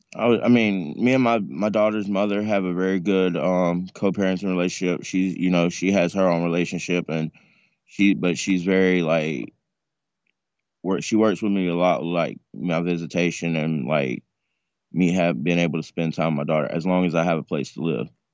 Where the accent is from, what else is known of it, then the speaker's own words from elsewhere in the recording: North Carolina, United States; moved away; also born or lived in Tampa; I'm originally from North Carolina, but I went to Tampa in two thousand and six